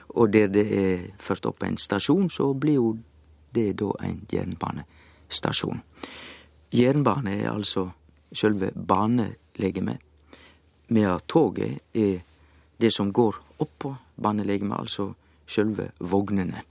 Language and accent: Norwegian; Sogn, Vestland, Norway; Jeg er jo sogning